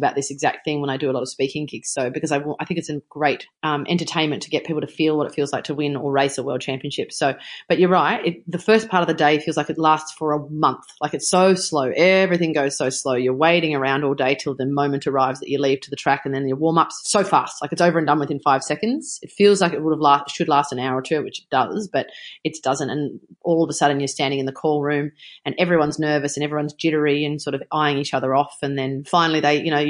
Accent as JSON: {"language": "English", "region": "New South Wales", "country": "Australia", "said": "it was in my home country. It was only 35 minutes from my house"}